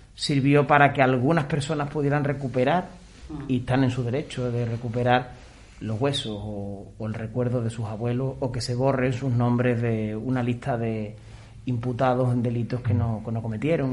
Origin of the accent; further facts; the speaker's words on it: Extremadura, Spain; En mi pueblo, por ejemplo, todavía sigue, en Extremadura